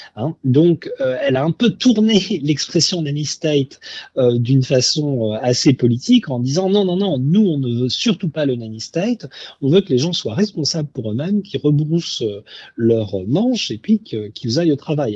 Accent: France; now in Australia; nous en tant que Français

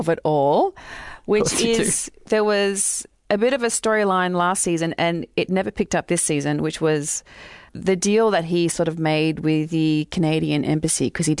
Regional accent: Australia; we're from Australia

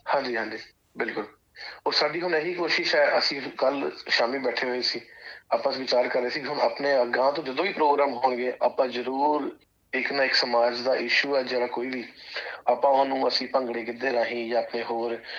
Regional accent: Jalandhar, Punjab, India; moved away as an adult; also born or lived in Sydney, Australia; now in Australia; ਮੈਂ ਭਾਜੀ ਪਿੱਛੋਂ ਜਲੰਧਰ ਸ਼ਹਿਰ ਤੋਂ ਬਿਲੋਂਗ ਕਰਦਾ

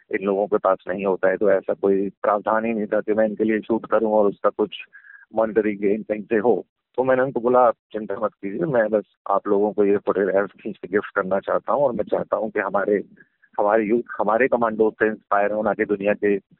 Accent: Agra, Uttar Pradesh, India; मैं आगरा शहर से हूँ और वहाँ कंटोनमेंट एरिया में रहता था

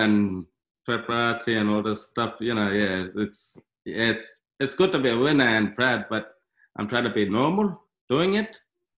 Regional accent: Midland, Western Australia, Australia; also born or lived in Alice Springs, Northern Territory; when I was young, I was staying in Alice Springs, and then my mother passed away when I was 6 years old, so they shipped me to Perth City. I grew up in Midland

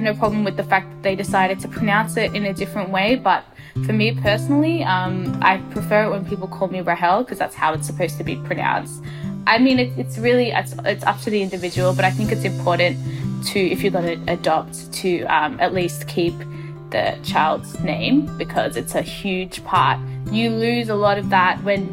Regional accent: Australia; also born or lived in Ethiopia; I was adopted from Ethiopia to Australia when I was 2 years old

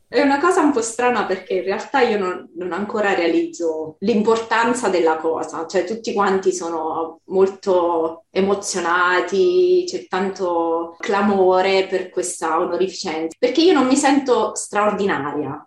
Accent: Italy; first language Italian; moved away as an adult; now in Brisbane, Australia

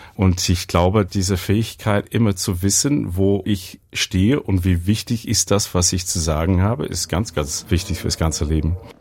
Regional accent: Brisbane, Queensland, Australia; German is a second language; moved away as an adult; also born or lived in Weimar, Germany; ich bin in Brisbane aufgewachsen.

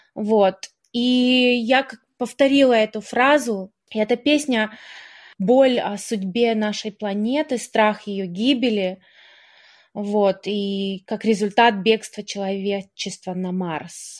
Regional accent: Melbourne, Victoria, Australia; moved away as an adult; also born or lived in Kharkiv, Ukraine / New York, United States / Canberra, Australia / Brisbane, Australia; now in Istanbul, Turkey; И в 94-м э, моя семья переехала в Мельбурн. Ага. И мне было 9 лет, и я с тех пор живу в Мельбурне

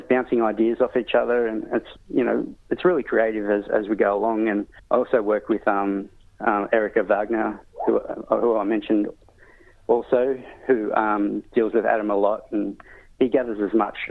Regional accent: Sydney, New South Wales, Australia; I grew up in Sydney, so being kind of a city boy, but going back to my country is Brewarrina.

